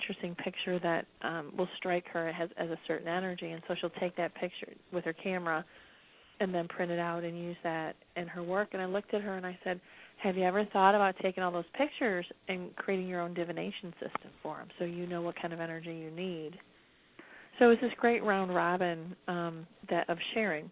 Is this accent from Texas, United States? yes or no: no; Detroit, Michigan, United States; I'm from Detroit